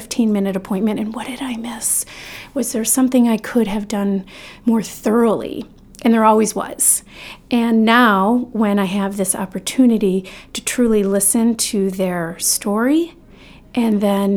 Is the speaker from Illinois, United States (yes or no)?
yes; Northern Illinois, United States; now in Maine, United States; I was born in Northern Illinois and raised on land there